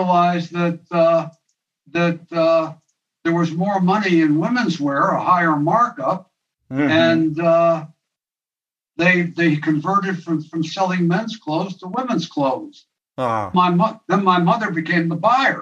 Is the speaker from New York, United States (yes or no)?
yes; Ossining, New York, United States; also born or lived in Poughkeepsie, New York / Burbank, California / Highland, New York; I was there from the third grade to my sophomore year